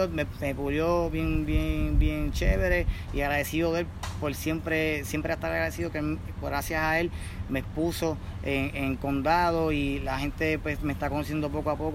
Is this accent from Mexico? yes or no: no; Puerto Rico; Y la bandera, porque yo soy, yo soy boricua y represento donde quiera que voy y paro en el mundo.